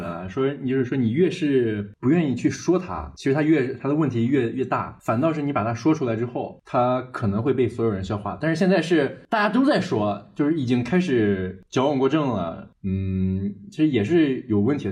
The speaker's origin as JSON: {"language": "Chinese", "town": "Zaozhuang", "region": "Shandong", "country": "China", "tie": "born or raised there", "said": "就是咱们老家的口味儿，我是很， 很， 很喜欢吃的"}